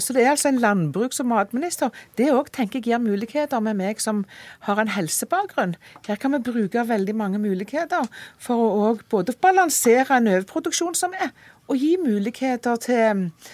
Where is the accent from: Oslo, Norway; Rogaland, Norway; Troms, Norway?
Rogaland, Norway; jeg kommer fra Rogaland, matfylket.